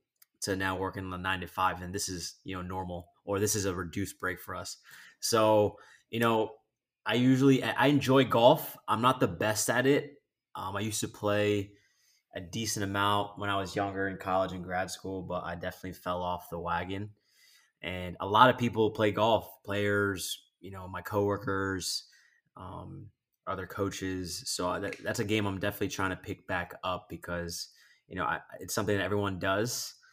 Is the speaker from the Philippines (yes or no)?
yes; Philippines; I'm Filipino, so okay. I guess you can add a little bit of the Hispanic flair to it if you'd like.